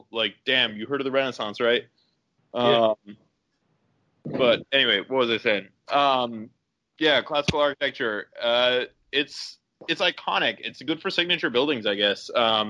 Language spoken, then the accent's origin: English; Massachusetts, United States